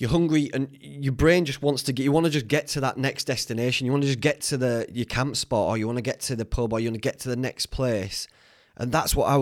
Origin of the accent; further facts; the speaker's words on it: Whitby, Yorkshire and the Humber, United Kingdom; Whitby, it's my hometown where I grew up